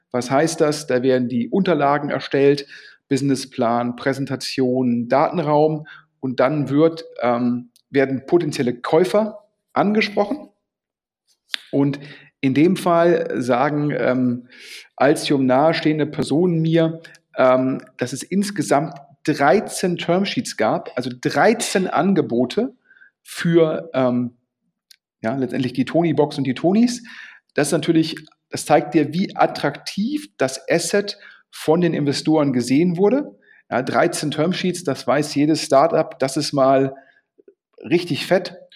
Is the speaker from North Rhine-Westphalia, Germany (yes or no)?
yes; Düsseldorf, North Rhine-Westphalia, Germany; Und das ist natürlich für Düsseldorf ein Mega-Exit und freut mich als Düsseldorfer natürlich sehr.